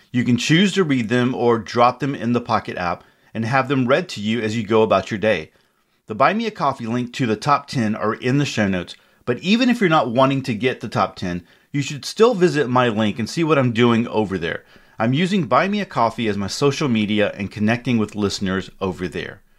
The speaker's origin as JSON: {"language": "English", "country": "Czechia", "tie": "born or raised there", "second_language": "English", "said": "communist Czechoslovakia, now Czech Republic, as the countries were split to Czech Czechia and Slovakia. My hometown was pretty small. It had around 15,000 inhabitants."}